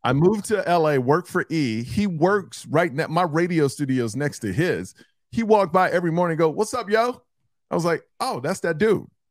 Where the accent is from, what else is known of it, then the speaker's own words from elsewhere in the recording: Houston, Texas, United States; I'm from Houston